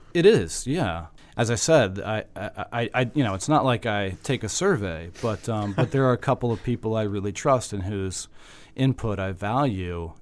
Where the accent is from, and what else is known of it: Virginia, United States